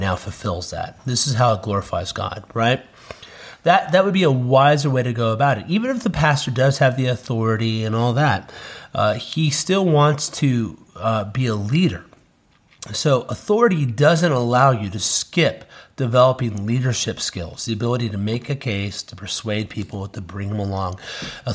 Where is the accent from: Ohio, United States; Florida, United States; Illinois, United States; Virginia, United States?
Ohio, United States; Cincinnati; moved away as an adult; now in South Carolina, United States; We're moving back to our hometown of Cincinnati